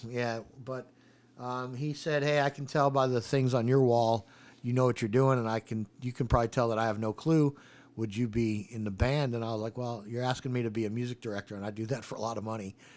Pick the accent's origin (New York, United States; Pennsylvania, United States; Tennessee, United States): New York, United States; also born or lived in Oceanside, New York; now in Charlotte, United States; I grew up in New York, uh, right on the edge of Manhattan, on the edge of Queens. Uh, and I, um, I'm still a total New Yorker, even though Charlotte is very, very much home for me.